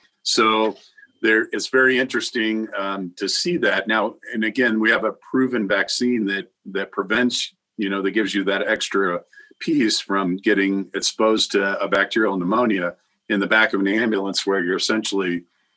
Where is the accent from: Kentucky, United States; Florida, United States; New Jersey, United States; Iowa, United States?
Iowa, United States; I'm from Iowa originally